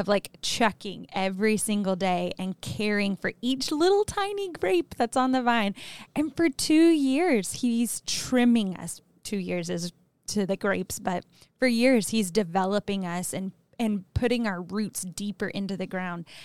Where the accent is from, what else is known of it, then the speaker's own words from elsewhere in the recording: Arkansas, United States; moved away; I'm from Arkansas, which is a state in the South